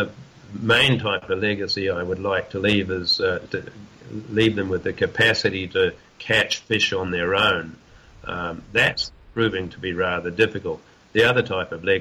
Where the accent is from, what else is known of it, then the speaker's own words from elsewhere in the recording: New Zealand; now in Western Australia, Australia; I'm a New Zealander